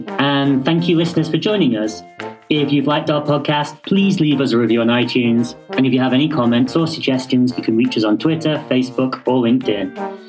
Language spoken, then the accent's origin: English; United Kingdom; Yeah, well, obviously I'm British, so I can't do anything without saying please and thank you.